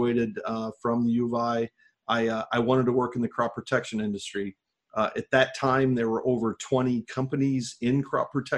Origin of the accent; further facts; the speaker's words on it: Livingston County, Illinois, United States; I grew up here in Illinois. I grew up on a farm in Livingston County